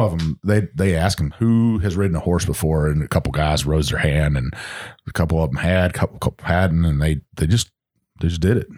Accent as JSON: {"language": "English", "region": "the South", "country": "United States", "accent": "Southern", "said": "my Southern accent"}